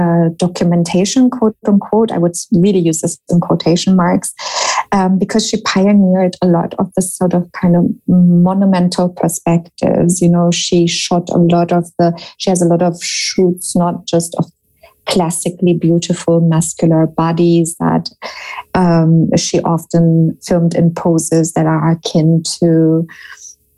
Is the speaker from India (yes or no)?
no; Germany; moved away as an adult; also born or lived in United States; I grew up in Germany and was educated here